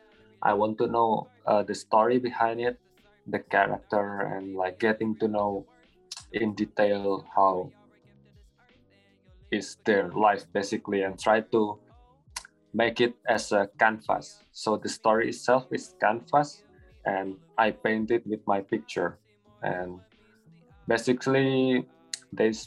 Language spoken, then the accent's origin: English; Java, Indonesia; moved away as an adult; now in Bali, Indonesia; I'm originally from Java, but I've been here for like around 2 years